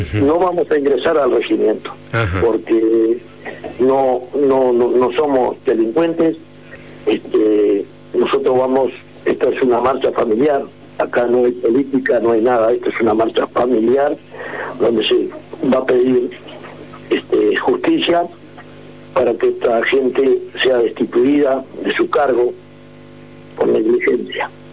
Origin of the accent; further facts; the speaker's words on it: San Martín de los Andes, Neuquén, Argentina; San Martín de los Andes, de mi pueblo, o que decir mi pueblo, nuestro pueblo